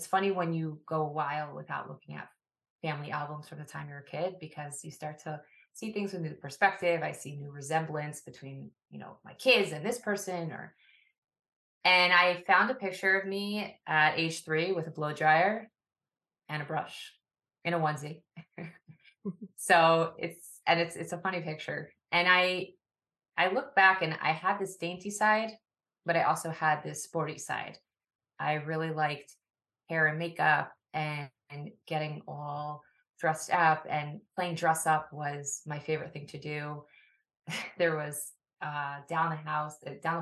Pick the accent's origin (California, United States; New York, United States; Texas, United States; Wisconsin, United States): New York, United States; Woodmere; I grew up in Widmer, New York, which is often referred to as part of the five towns.